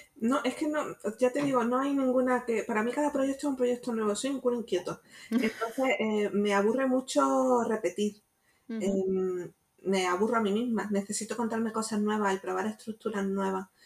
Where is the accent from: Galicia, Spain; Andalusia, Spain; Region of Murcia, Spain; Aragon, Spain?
Andalusia, Spain; Jaén; now in Málaga, Spain; yo no soy de Málaga, soy de Jaén